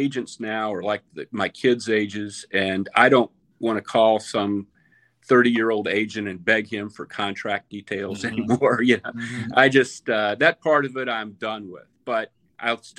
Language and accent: English; Charlotte, North Carolina, United States; moved away; I'm from Charlotte. My mom's 96. I get down there once a month or so